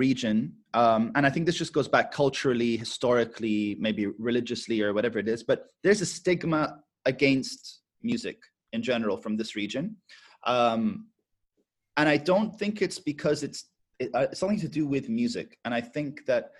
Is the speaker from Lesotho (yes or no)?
no; Abu Dhabi, United Arab Emirates; when we were raised in Abu Dhabi